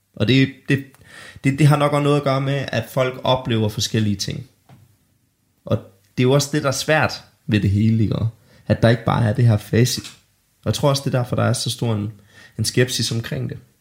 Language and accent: Danish; Denmark; born or raised there